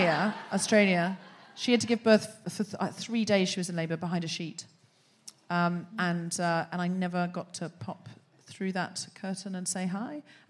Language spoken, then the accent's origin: English; United Kingdom; I mean, I'm from Britain.